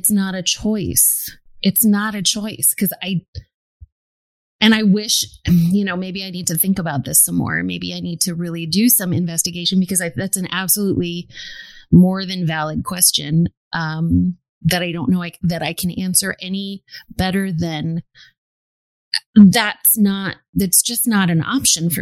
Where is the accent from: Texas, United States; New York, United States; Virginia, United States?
New York, United States; New York City; I was born and raised in New York City, which is incredibly diverse